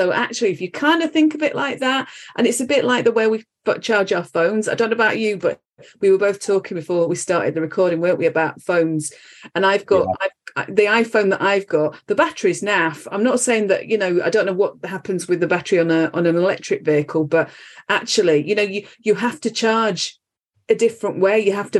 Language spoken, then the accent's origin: English; Halifax, Yorkshire and the Humber, United Kingdom; now in Reading, United Kingdom; I'm from Halifax originally.